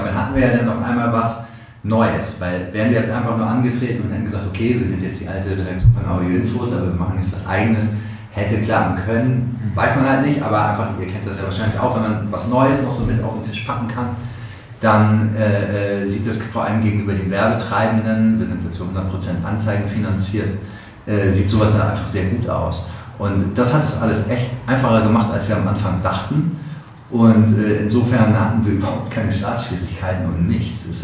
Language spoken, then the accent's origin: German; Hamburg, Germany; born there; geboren in hamburg barmweg da lege ich Wert drauf